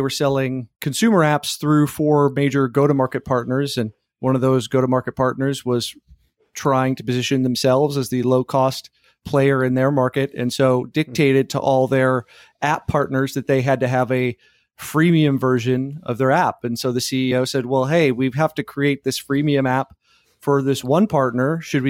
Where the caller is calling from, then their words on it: Austin, Texas, United States; Austin, Texas.